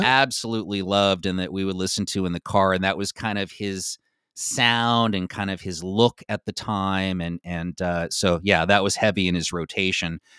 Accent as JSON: {"language": "English", "area": "Bay Area", "region": "California", "country": "United States", "tie": "born or raised there", "said": "growing up in the Bay Area"}